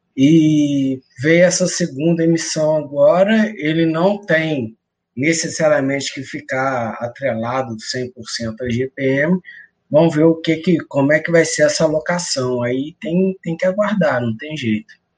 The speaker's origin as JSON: {"language": "Portuguese", "town": "Cataguases", "region": "Minas Gerais", "country": "Brazil", "said": "Cataguases, Minas Gerais, perto de Juiz de Fora"}